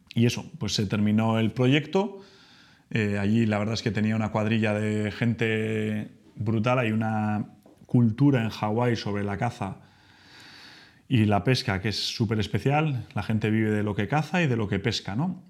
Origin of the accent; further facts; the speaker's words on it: Spain; soy español, ahora ya que todos sabéis que soy español, que vivo en España